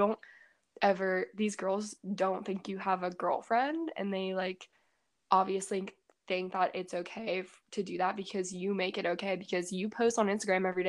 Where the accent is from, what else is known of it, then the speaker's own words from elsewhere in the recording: Pittsburgh, Pennsylvania, United States; also born or lived in New Jersey; I'm from Pittsburgh